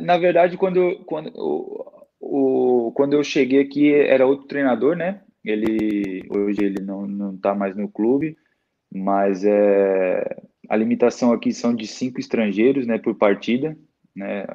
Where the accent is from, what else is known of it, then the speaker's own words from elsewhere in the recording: Itajaí, Santa Catarina, Brazil; also born or lived in Santo Antônio da Platina, Paraná; Eu sou natural de lá, mas desde, o, desde, desde que eu nasci, depois, eu só, só nasci lá mesmo, depois eu fui para Santa Catarina, né? Itajaí, é onde eu moro atualmente